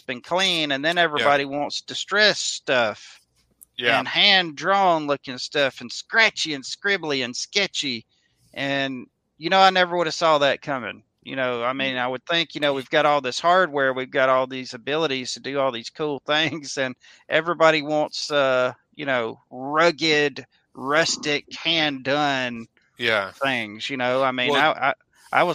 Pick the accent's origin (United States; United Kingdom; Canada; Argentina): United States; Mississippi; where I was growing up in Mississippi